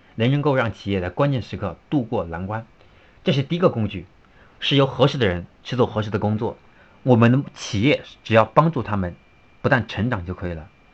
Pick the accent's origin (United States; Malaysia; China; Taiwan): China; 我们中国人